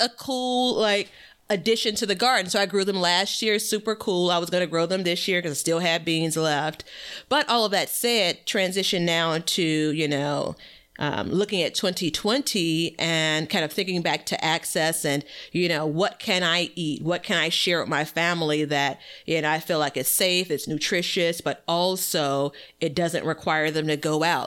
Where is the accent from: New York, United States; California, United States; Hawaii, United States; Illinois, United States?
Illinois, United States; Chicago; born and raised in Chicago, Illinois